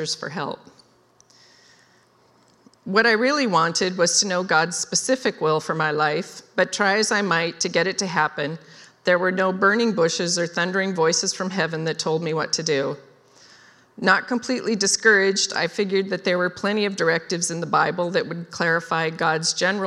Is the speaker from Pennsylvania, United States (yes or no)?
no; Wenatchee, Washington, United States; I was raised in Wenatchee